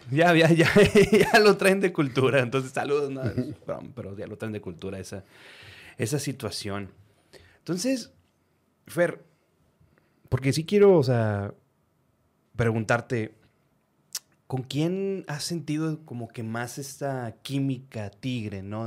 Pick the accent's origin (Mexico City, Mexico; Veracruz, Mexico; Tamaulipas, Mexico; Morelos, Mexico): Tamaulipas, Mexico; Reynosa; now in Monterrey, Mexico; yo nací aquí en Monterrey, pero viví casi toda mi vida, o mi vida, eh, mi preparación, digamos que mi vida joven, en Reynoso, Tamaulipas